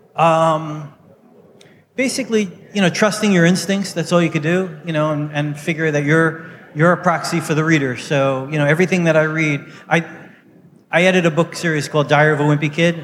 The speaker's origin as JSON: {"language": "English", "town": "New York City", "region": "New York", "country": "United States", "tie": "born or raised there", "said": "I grew up in Brooklyn. In um, New York City"}